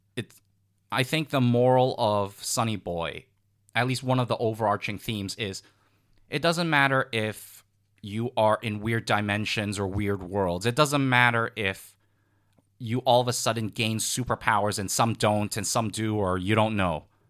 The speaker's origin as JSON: {"language": "English", "country": "United States", "said": "I'm American."}